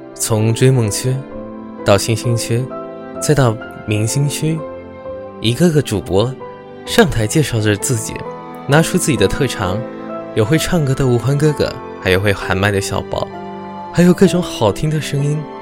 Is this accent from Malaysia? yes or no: yes; Malaysia; 我来自暖暖的南洋，马来西亚。一个没有四季，只有暖暖夏天的国家